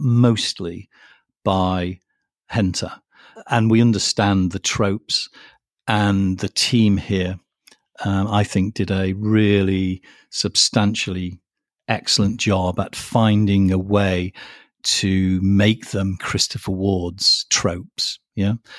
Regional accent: United Kingdom

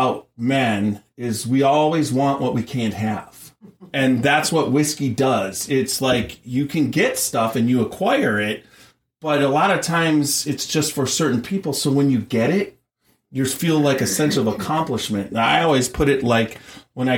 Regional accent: Wisconsin, United States; moved away; I'm from Wisconsin initially

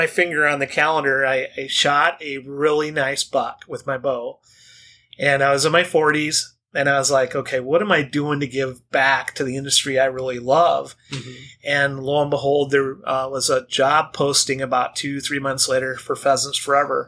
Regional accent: Northwest Iowa, United States; I grew up in Northwest Iowa with a veteran

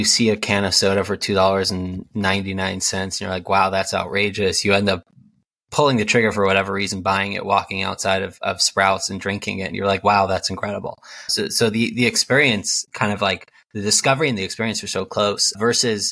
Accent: New Jersey, United States; also born or lived in Israel; I grew up in Jersey, number two of 10 children, very ultra-Orthodox Jewish world

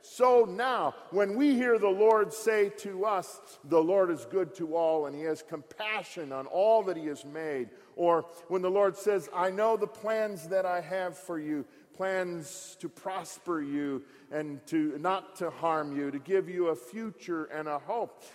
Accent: Frankenlust, Michigan, United States; moved away; I grew up in Park, about 25 miles north of here, at the second of the Franconian colonies at Frankenlust

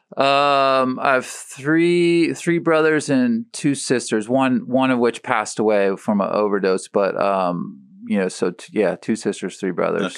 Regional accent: St. Petersburg, Florida, United States; in middle school at Riviera

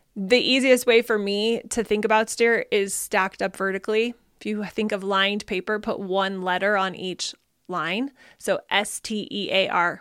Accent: Arizona, United States; I grew up in Arizona where we get a couple of inches of rain every year

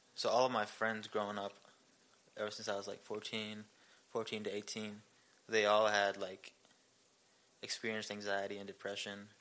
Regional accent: India; moved away as an adult; also born or lived in Seoul, South Korea / Ankeny, Iowa; now in Belton, Missouri, United States; I grew up in India my whole life

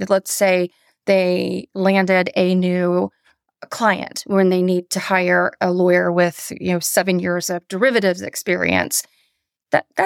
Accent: Atlanta, Georgia, United States; I did. I went to high school in Atlanta and I went to the University of Georgia to go dogs.

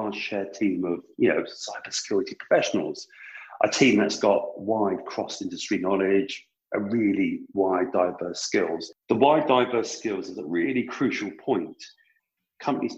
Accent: United Kingdom; I'm British

